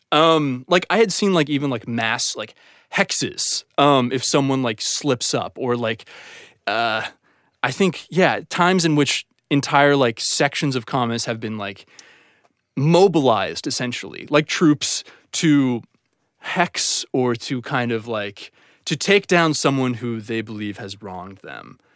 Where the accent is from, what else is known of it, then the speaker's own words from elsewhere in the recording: Ohio, United States; moved away as an adult; now in Los Angeles, United States; I'm from Ohio